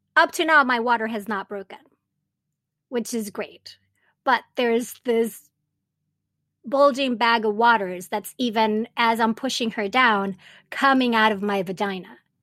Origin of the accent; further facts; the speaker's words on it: Venezuela; moved away as an adult; also born or lived in Japan / Montreal, Canada; now in United States; I was raised in Venezuela and have all my Latinx roots